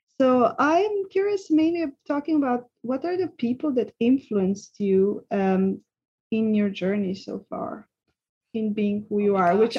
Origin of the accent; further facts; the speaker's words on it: Serbia; English is a second language; now in Switzerland; when I came from Serbia, which I was even in that setting quite traumatized, not being fully able to express myself. And then I came to Switzerland